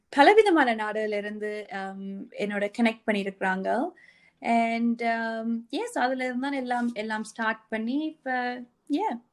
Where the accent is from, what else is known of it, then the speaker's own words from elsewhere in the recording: Sri Lanka; now in Australia; நாங்க ஈழத்தமிழர்